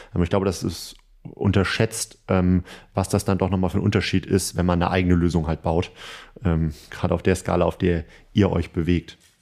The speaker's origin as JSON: {"language": "German", "region": "Northern Germany", "country": "Germany", "said": "wir Norddeutschen"}